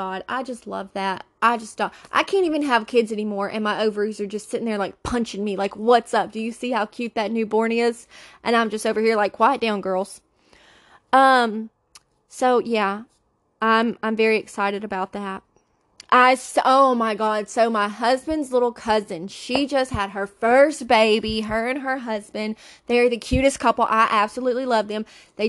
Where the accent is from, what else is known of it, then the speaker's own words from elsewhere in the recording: the South, United States; Okay, we call it a buggy because I'm from the South.